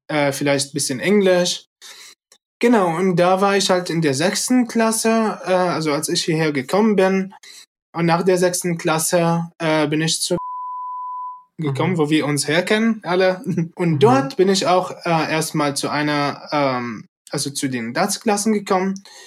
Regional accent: Syria; now in Germany; ich komme äh, ursprünglich aus Syrien. Seit acht Jahren lebe ich in, in Deutschland

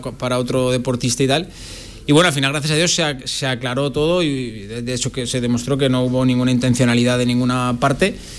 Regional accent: La Rioja, Spain; moved away as an adult; also born or lived in Murcia, Spain; now in Zaragoza, Spain; yo nací, nací en Murcia, en el 82 y cuando tenía nueve años pues eh, viajé con mis padres a, La Rioja, que es donde ahora mismo en teoría sigo afincado

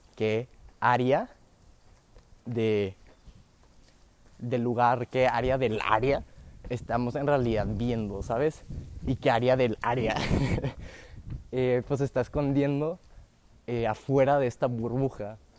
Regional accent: Mexico; yo puedo nacer aquí como mexicano

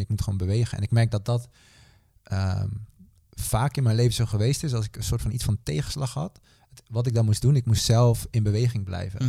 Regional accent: Netherlands; opgegroeid in Nederland

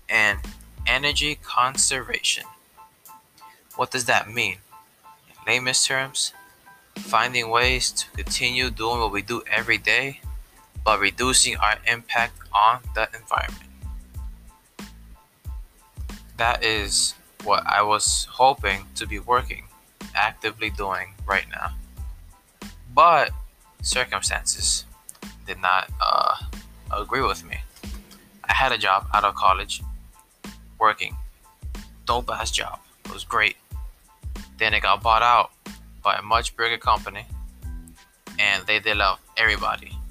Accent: Newark, New Jersey, United States; I'm from Newark, which is also called Brick City.

